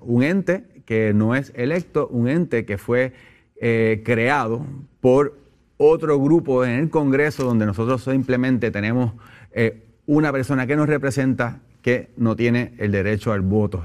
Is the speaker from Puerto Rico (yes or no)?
yes; Puerto Rico; nosotros como puertorriqueños como pueblo